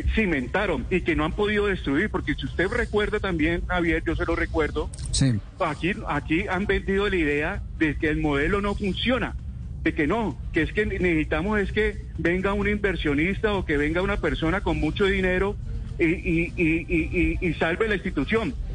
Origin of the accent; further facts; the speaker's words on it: Cali, Valle del Cauca, Colombia; yo como caleño